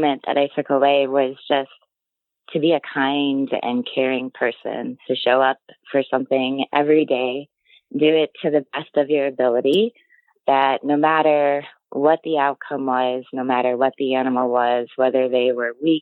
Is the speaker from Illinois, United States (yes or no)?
yes; Illinois, United States; now in Wisconsin, United States; I grew up in Illinois